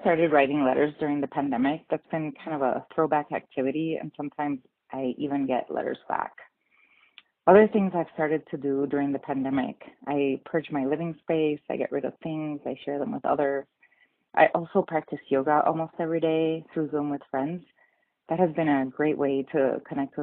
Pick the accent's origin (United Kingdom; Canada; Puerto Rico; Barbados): Puerto Rico; Guayama; also born or lived in Northern Arizona; now in Flagstaff, United States; My hometown is Guayama, Puerto Rico